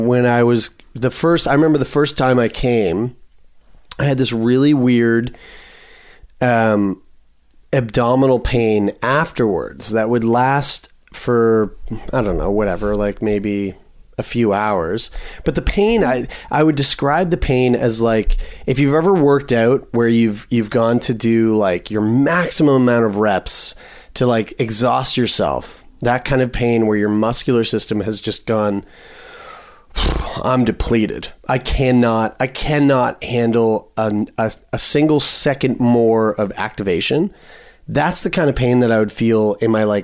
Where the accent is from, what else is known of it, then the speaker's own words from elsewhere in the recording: Sackville, Canada; There's some gems that come from Sackville, I got to say. Myself being one of them.